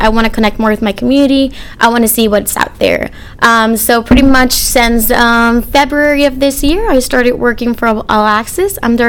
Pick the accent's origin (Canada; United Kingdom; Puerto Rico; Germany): Puerto Rico; Arecibo; moved away as an adult; also born or lived in Florida; now in St. Louis, United States; I'm from Arecibo, Puerto Rico. I moved to St. Louis about almost six years ago